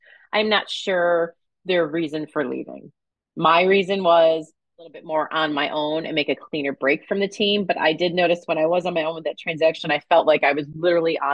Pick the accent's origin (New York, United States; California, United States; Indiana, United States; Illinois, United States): New York, United States; moved away; my hometown, New York